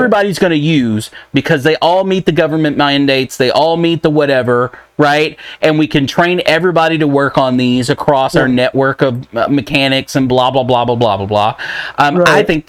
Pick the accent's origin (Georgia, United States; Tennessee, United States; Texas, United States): Texas, United States; I'm from Texas, you're a Texan, right?